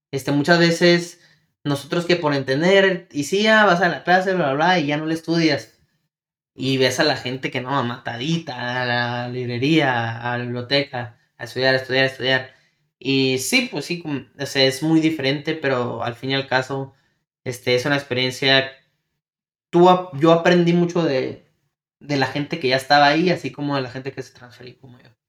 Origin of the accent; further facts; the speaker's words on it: Mexico; en nuestro caso que venimos de México, este, no conocemos, este, cómo viene siendo la educación, el sistema educacional